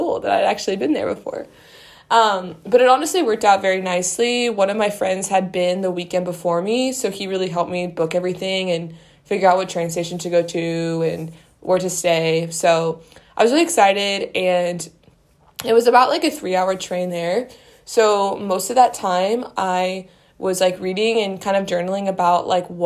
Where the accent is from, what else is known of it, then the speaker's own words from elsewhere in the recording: Missouri, United States; moved away as an adult; now in Vienna, Austria; I'm from Missouri